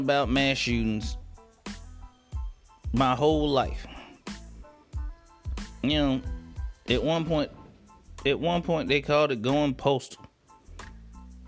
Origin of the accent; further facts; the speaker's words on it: United States; as an American, as a black male